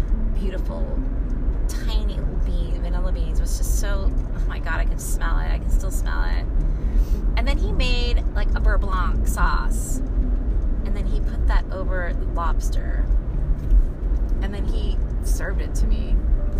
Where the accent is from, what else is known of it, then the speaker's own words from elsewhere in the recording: Sunnyvale, California, United States; I grew up in Sunnyvale, California in the valley